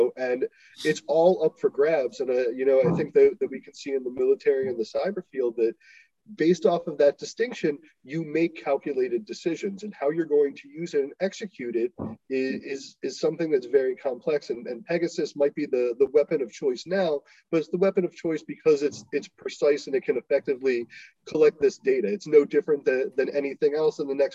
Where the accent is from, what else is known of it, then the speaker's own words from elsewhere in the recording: Baltimore, Maryland, United States; now in Israel; I'm from Baltimore